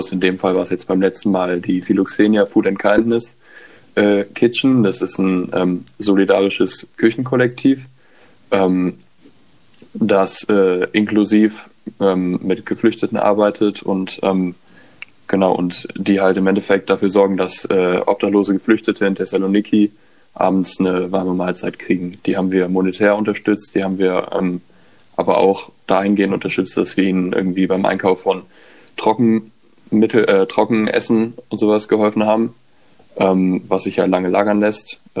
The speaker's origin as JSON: {"language": "German", "town": "Cologne", "region": "North Rhine-Westphalia", "country": "Germany", "said": "Ich komme ursprünglich auch aus Köln und nicht aus Dortmund."}